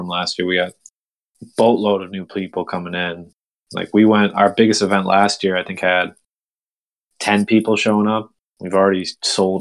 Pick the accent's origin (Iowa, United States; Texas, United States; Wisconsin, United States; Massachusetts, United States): Massachusetts, United States; Boston; I'm an Irish Catholic kid from Boston